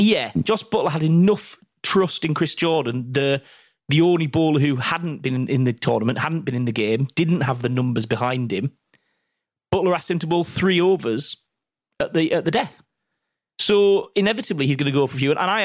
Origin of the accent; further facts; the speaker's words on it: England, United Kingdom; We're sitting here as English T20 pundits